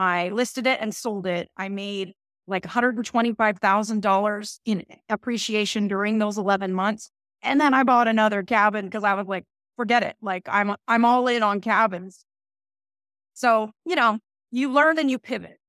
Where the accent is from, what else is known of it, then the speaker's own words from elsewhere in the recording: Northern California, United States; I'm from Northern California, very north